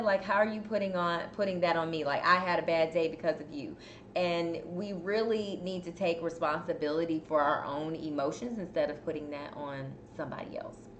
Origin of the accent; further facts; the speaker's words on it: Chicago, Illinois, United States; now in Houston, United States; I'm from Chicago, but I just cannot handle the cold like I used